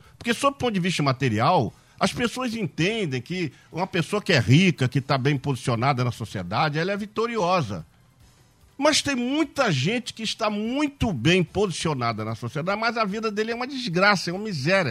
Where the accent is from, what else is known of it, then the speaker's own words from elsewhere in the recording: Barbacena, Minas Gerais, Brazil; a gente falava quando era garoto pequeno, lá em Barbacena